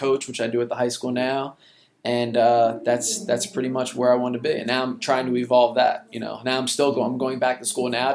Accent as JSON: {"language": "English", "town": "Lawrenceville", "region": "New Jersey", "country": "United States", "tie": "born or raised there", "said": "I grew up in Lawrenceville, New Jersey"}